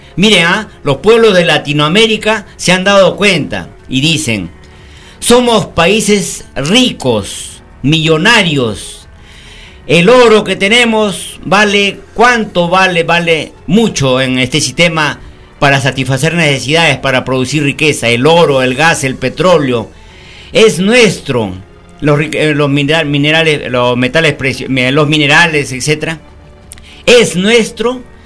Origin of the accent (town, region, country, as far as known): Peru